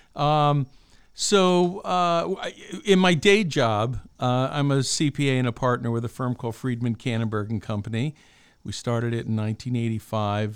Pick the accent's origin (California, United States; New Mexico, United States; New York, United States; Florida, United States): New York, United States; Albany; I grew up in Albany, New York